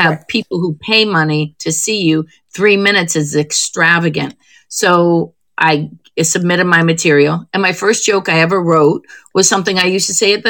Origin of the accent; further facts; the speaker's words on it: Perry, Ohio, United States; moved away; Cleveland, a little suburb of Cleveland, a little town called Perry, Ohio. It's where I filmed my last special. I went back to my old high school